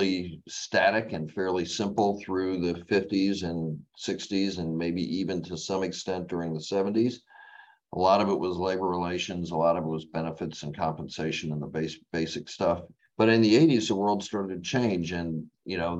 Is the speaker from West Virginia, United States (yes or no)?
no; West Palm Beach, Florida, United States; also born or lived in Massachusetts / New Jersey / DeLand, Florida / Auburn, Alabama; I grew up in West Palm Beach, Florida, after living in the Northeast, Massachusetts and New Jersey for, the first 5 years of my life